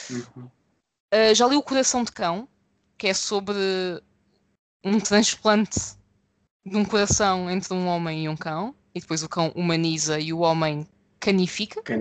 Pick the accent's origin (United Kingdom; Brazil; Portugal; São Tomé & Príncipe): Portugal; Lisbon; eu, pessoa nascida e criada em Lisboa, para mim é um contraste muito grande.